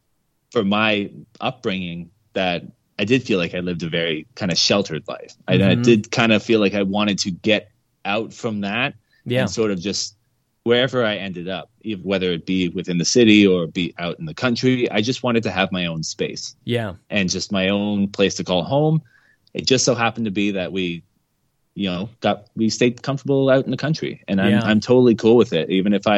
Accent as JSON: {"language": "English", "town": "Mississauga", "region": "Ontario", "country": "Canada", "tie": "born or raised there", "said": "I grew up in Mississauga, actually, just outside of Toronto."}